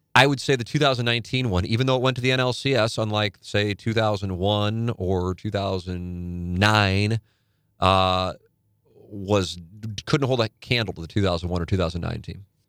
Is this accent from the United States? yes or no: yes; St. Louis, Missouri, United States; Saint Louis